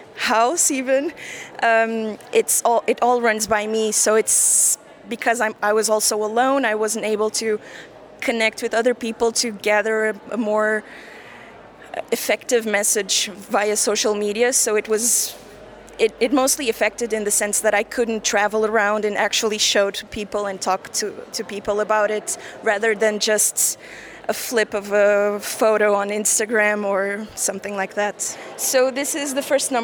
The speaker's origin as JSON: {"language": "English", "country": "Portugal", "tie": "born or raised there", "said": "I was born in Portugal and I grew up in Portugal, yet I was the daughter of a German mother"}